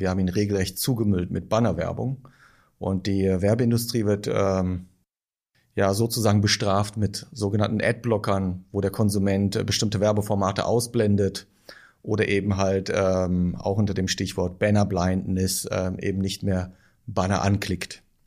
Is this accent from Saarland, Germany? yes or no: no; Düren, North Rhine-Westphalia, Germany; bis zum Satellitenviertel, wo ich aufgewachsen bin.